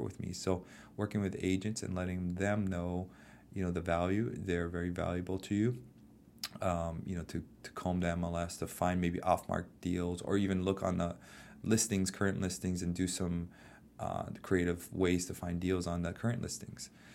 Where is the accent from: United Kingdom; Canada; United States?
United States; Hawaii; I'm born and raised in Hawaii